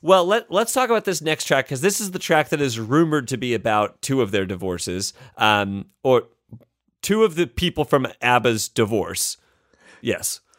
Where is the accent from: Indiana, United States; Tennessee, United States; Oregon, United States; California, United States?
Indiana, United States; I'm from Indiana